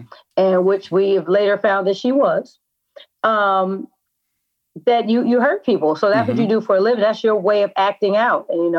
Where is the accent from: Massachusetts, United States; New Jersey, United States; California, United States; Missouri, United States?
California, United States; Oakland; I'm from Oakland, and I'm savvy enough to tell when it's going in the wrong direction.